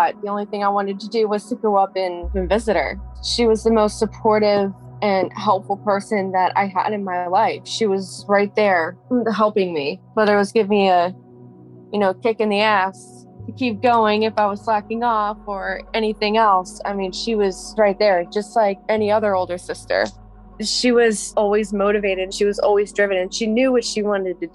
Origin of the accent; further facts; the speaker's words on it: Fredericksburg, Virginia, United States; I'm 29 years old and I'm from Fredericksburg, Virginia